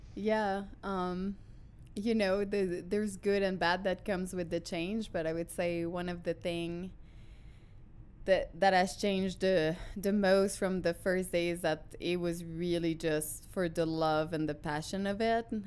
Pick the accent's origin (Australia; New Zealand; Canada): Canada; Quebec; English is a second language; moved away as an adult; now in United States; I'm a French Canadian from, uh, the Quebec, uh, region